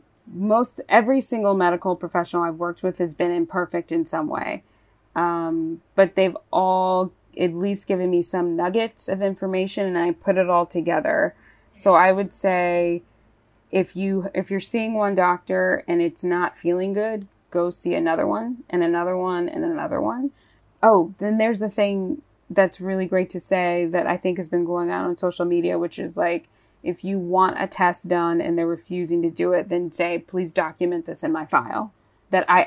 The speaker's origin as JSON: {"language": "English", "region": "Virginia", "country": "United States", "tie": "born or raised there", "said": "I grew up in Virginia, and in Virginia and my family, if you're making collard greens, those things are cooking for 4 to 6 hours"}